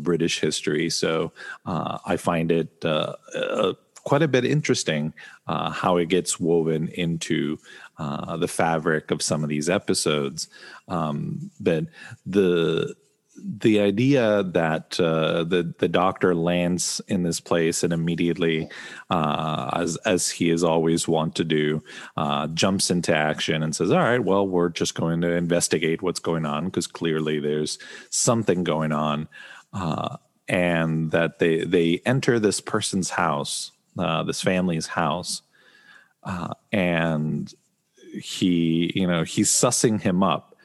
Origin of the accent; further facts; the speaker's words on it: Argentina; growing up in Argentina